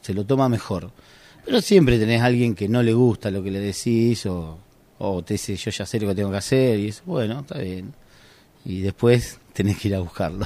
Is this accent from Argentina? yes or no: yes; Argentina; yo soy guardavía de Argentina